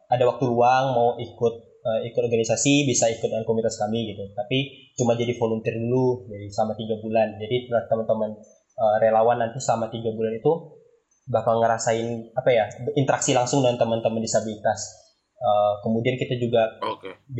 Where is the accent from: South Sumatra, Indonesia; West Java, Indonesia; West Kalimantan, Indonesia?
West Kalimantan, Indonesia; Pontianak; Perkenalkan nama nama aku …, asalnya dari kota Pontianak.